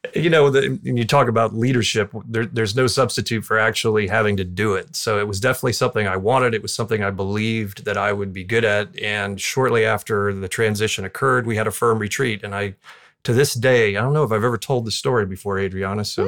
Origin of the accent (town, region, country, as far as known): Southwest Florida, United States; born or raised there